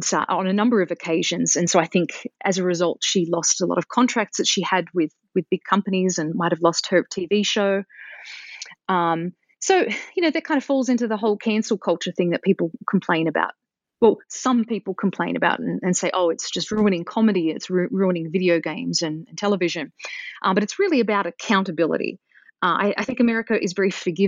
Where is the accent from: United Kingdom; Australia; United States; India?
Australia; moved away; growing up in Australia